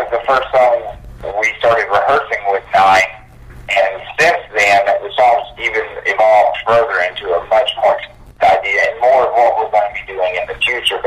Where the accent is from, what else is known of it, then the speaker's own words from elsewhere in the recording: Oklahoma, United States; also born or lived in Dallas, Texas; a lot of people I knew here by growing up in Oklahoma